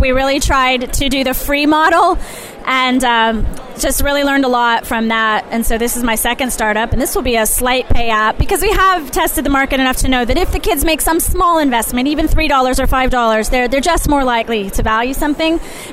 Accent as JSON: {"language": "English", "region": "Ohio", "country": "United States", "tie": "born or raised there", "said": "I'm born and raised in Ohio"}